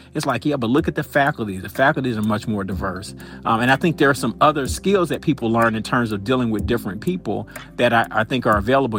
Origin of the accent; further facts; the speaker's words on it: Atlanta, Georgia, United States; I grew up in Atlanta, so I went to Atlanta Public Schools